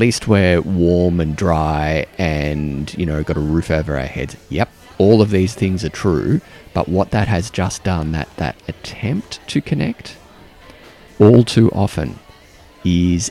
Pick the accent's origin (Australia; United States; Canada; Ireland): Australia; now in New Zealand; as an Australian